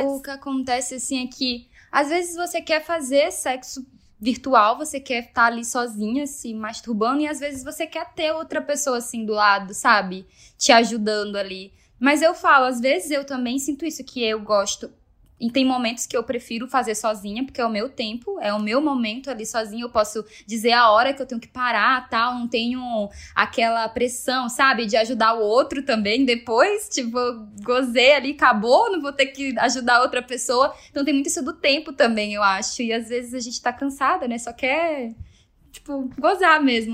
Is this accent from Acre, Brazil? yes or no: yes; Rio Branco, Acre, Brazil; now in São Paulo, Brazil; eu nasci no Acre, nasci na zona rural de Rio Branco